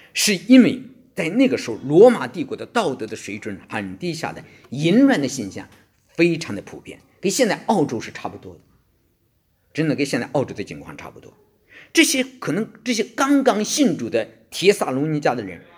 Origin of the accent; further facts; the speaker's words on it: China; now in Australia; 我们中国人在这方面非常地保守